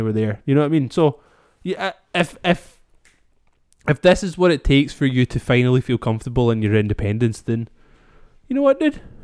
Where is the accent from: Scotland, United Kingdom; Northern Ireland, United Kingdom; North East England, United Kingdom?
Scotland, United Kingdom; we can hold on to as the Scottish people